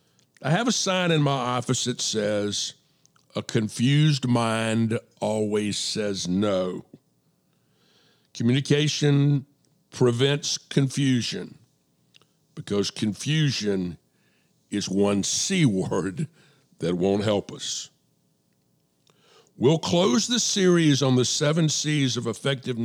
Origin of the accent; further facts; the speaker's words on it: DeKalb County, Atlanta area, Georgia, United States; I went to Avondale